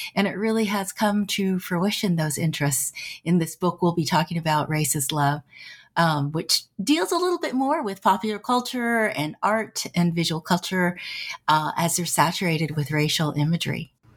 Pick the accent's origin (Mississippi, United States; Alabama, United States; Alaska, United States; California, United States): California, United States; San Francisco Bay Area; I grew up in the San Francisco Bay Area